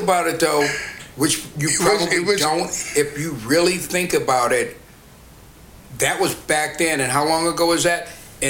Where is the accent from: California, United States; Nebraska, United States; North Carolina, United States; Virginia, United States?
California, United States; Oakland; I'm born and raised in Oakland